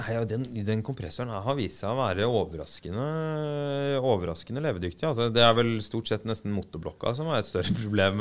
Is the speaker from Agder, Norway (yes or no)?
yes; Arendal, Agder, Norway; jeg er fra Arendal